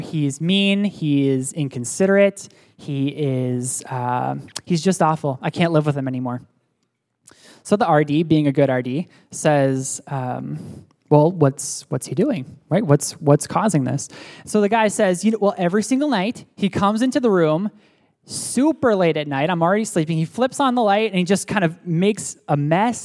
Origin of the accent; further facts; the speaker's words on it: State College, Pennsylvania, United States; moved away; also born or lived in Pittsburgh, Pennsylvania; I was born in Pittsburgh, Pennsylvania, and then my family moved to State College, Pennsylvania